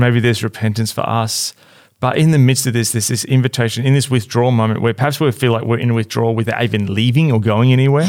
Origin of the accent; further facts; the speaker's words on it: Australia; as an Australian